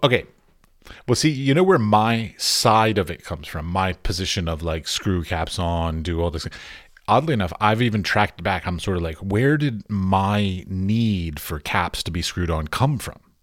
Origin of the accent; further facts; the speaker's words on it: United States; moved away as an adult; now in Prague, Czech Republic; I'm an American artist living in Europe